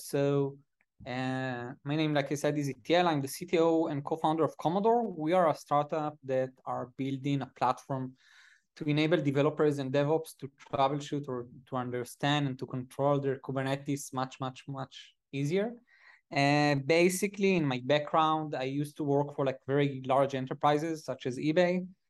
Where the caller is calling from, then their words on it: Tel Aviv, Tel Aviv District, Israel; Israel. I'm currently at Tel Aviv at the office.